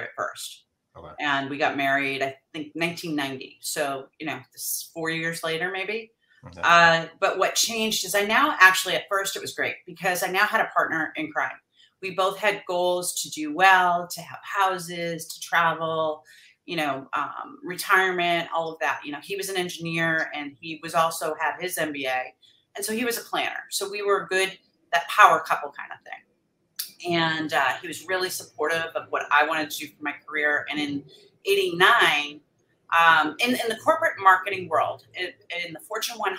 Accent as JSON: {"language": "English", "region": "New England", "country": "United States", "tie": "born or raised there", "moved": "yes", "lives_now": "San Diego, United States", "said": "we were both born and raised in New England"}